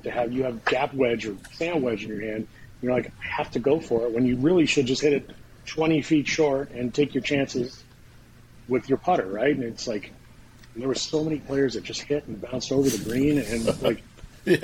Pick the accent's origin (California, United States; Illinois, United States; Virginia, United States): California, United States; Southern; I grew up in Southern California